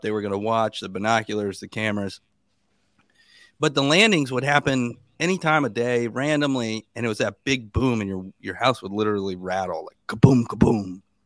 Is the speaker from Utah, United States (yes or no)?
no; Sebastian, Florida, United States; I was born in a little town called Sebastian, Florida.